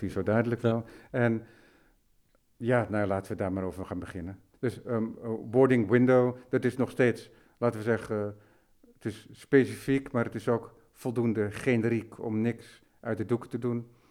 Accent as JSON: {"language": "Dutch", "area": "West Friesland", "region": "North Holland", "country": "Netherlands", "tie": "born or raised there", "also_born_or_lived": "Amsterdam", "said": "ik ben in Amsterdam geboren, maar opgegroeid in West-Friesland, dus Noord-Holland."}